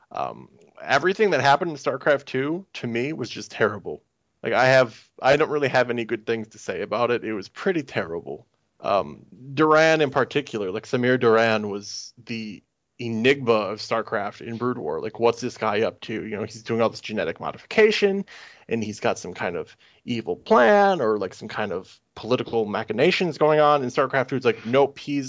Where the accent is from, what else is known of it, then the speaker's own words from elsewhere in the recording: United States; As an American guy who has never lived in the UK